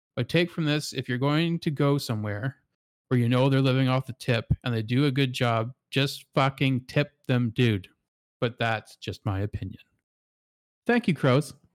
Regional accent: Canada; as a Canadian

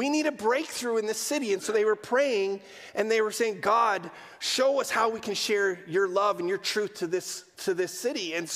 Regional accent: Amsterdam, North Holland, Netherlands; I grew up in Amsterdam, quintessential post-Christian context

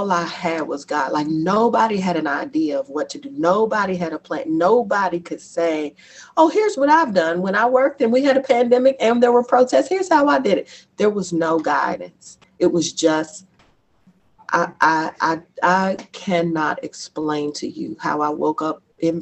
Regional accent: Lexington, Kentucky, United States; also born or lived in Bronx, New York / Durham, North Carolina; now in Louisville, United States; I grew up, I went to school for a long time in Lexington

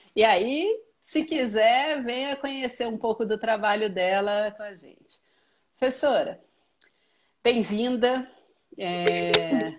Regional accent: Minas Gerais, Brazil; eu sou mineira

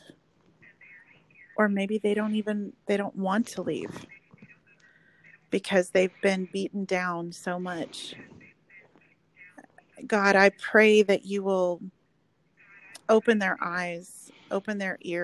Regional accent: Oklahoma, United States; moved away as an adult; now in Texas, United States; I'm actually from Oklahoma originally, but I've lived here since college

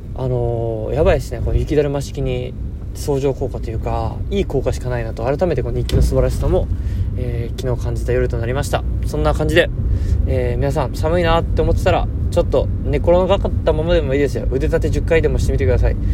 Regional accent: Okayama, Japan; now in Goto, Japan; 気温だけ見ると、僕の実家の方が、あのー、零度とか、氷点下マイナス一、二度行ってたんで、気温だけだと、やっぱうん、岡山の方が寒かったな

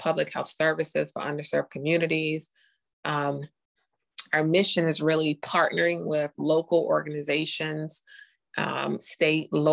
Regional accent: Charlotte, North Carolina, United States; also born or lived in Costa Rica; I'm from Charlotte too. Went to all the elementary school. Graduated from West Charlotte High School.

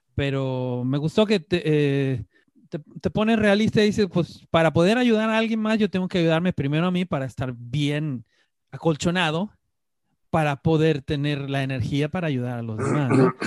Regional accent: San Luis Potosí, Mexico; yo siendo también potosino

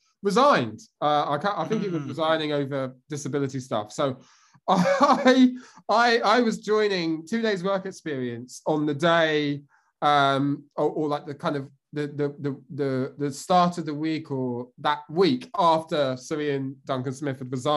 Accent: Bedfordshire, East of England, United Kingdom; I'm from Bedfordshire, which is kind of East Anglia, kind of near Milton Keynes, that sort of area.

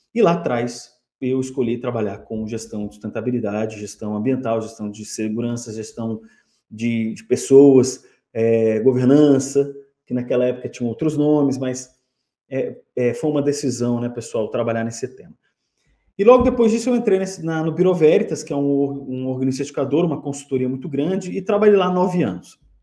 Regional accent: Brasília, Federal District, Brazil; eu sou de, eu sou de lá, né? eu sou natural de Brasília.

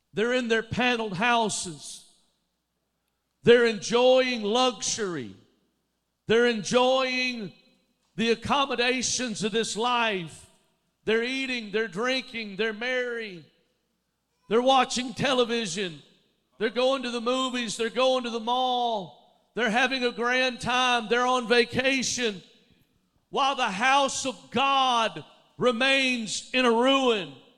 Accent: Alabama, United States; moved away as an adult; also born or lived in Dallas, Texas; I grew up in Alabama, but I lived in Dallas for 15 years.

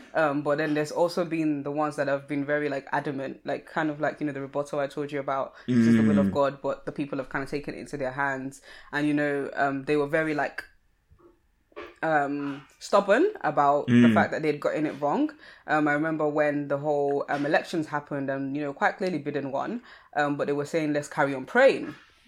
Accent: Nigeria; because I'm Nigerian, when I think of stubbornness, I think of an image of a goat

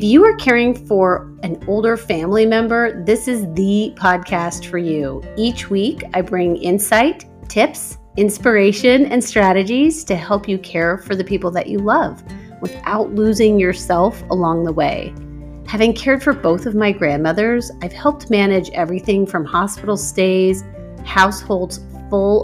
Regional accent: Omaha, Nebraska, United States; my hometown of Omaha

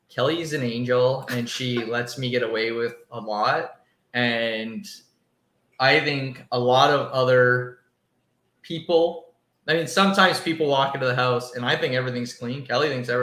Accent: Windsor, Ontario, Canada; we're from Windsor, Ontario, right across the border from Detroit

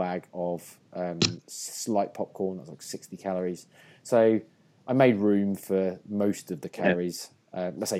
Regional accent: England, United Kingdom; I'm English

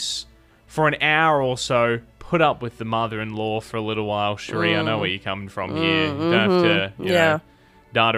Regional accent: South Australia, Australia; now in Tamworth, Australia; Growing up in South Australia

